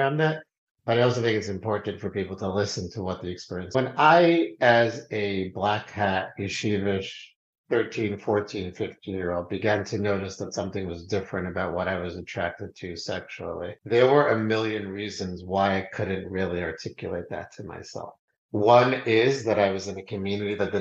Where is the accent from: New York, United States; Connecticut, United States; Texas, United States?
New York, United States; New York City; I grew up in Queens, New York